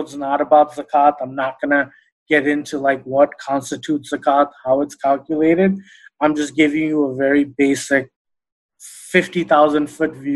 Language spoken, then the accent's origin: English; New York, United States; growing up in New York